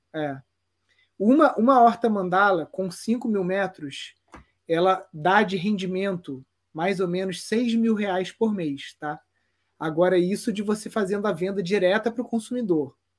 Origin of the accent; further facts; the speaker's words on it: Brazil; eu fui nascido e criado aqui na Mata Atlântica